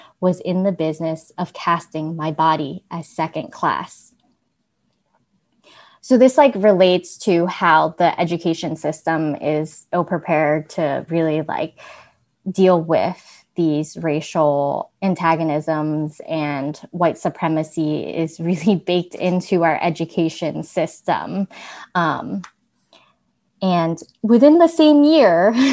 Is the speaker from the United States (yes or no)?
yes; United States; despite being born here